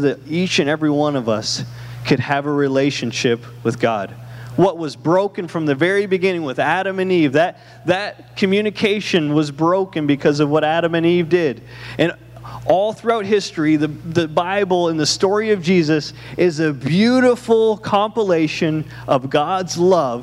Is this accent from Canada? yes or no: yes; Canada; moved away; I'm from Canada